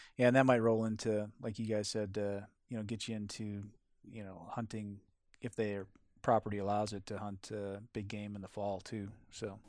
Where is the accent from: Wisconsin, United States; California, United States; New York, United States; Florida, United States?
Wisconsin, United States; moved away; where I grew up, which was in Wisconsin